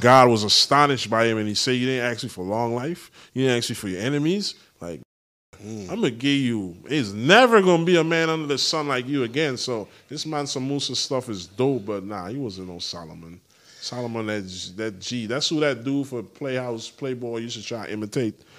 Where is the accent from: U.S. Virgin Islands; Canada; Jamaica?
U.S. Virgin Islands; moved away; The U S Virgin Islands, shout out my hometown